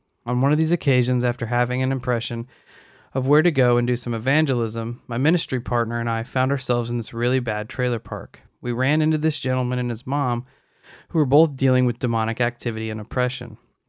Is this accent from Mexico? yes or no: yes; northern Mexico, Mexico; also born or lived in Texas, United States / Idaho, United States; I'm a Mexican-American. I was born in Texas, but grew up in northern Mexico and Idaho.